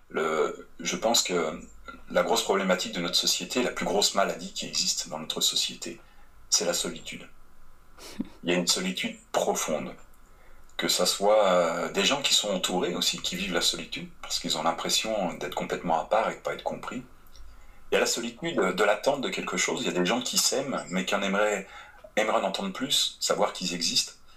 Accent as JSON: {"language": "French", "country": "France", "moved": "as an adult", "lives_now": "Quebec, Canada", "said": "en tant que Français"}